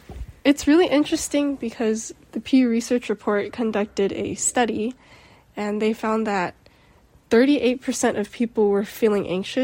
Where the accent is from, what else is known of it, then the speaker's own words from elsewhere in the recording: Philippines; Yeah, and me being Filipino and you being Mexican, it's kind of integrated in our cultures because our cultures are both family oriented